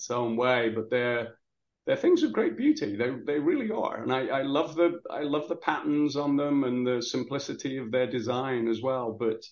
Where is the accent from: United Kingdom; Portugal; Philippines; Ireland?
United Kingdom; England; now in Baltimore, United States; I grew up in England in the industrial, you know, where the first industrial revolution went on. And so I grew up around coal mines and steelworks